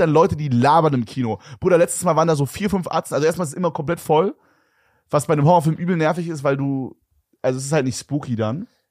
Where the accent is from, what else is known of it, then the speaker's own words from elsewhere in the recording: Berlin, Germany; da gab es nur so Naturfilme bei uns in Berlin